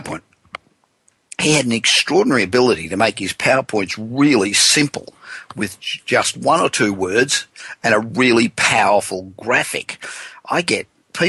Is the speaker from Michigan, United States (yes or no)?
no; Los Angeles, California, United States; from my hometown of Los Angeles